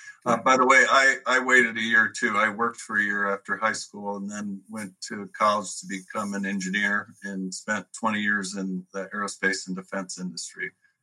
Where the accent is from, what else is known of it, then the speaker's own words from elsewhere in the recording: Grand Rapids, Michigan, United States; also born or lived in Kalamazoo, Michigan; now in Arizona, United States; I grew up in the Grand Rapids area.